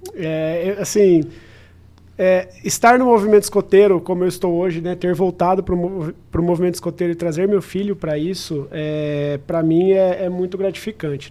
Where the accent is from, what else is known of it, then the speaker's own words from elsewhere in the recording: Araçatuba, São Paulo, Brazil; now in São José do Rio Preto, Brazil; Eu, como sou de Aracatuba, por exemplo, natural de Aracatuba